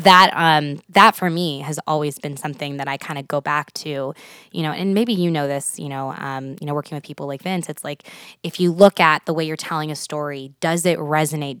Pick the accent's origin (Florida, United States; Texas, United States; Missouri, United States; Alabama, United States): Texas, United States; Houston; moved away as an adult; now in Nebraska, United States; I'm from Houston, Texas originally.